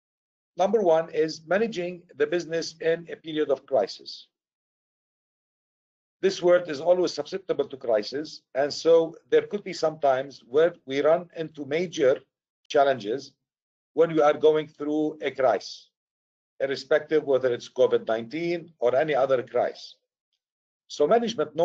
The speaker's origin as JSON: {"language": "English", "town": "Beirut", "region": "Beirut Governorate", "country": "Lebanon", "tie": "born or raised there", "also_born_or_lived": "Syria / United States", "moved": "yes", "said": "I'm originally from Syria. I was raised in Beirut, Lebanon."}